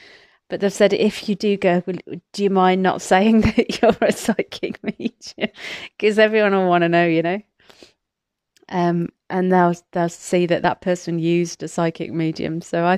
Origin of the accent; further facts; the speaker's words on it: Atherstone, West Midlands, United Kingdom; So I grew up in Atherstone, Atherstone, in Warwickshire, between Coventry and Birmingham, Nottingham and Derby, I believe, right in the middle.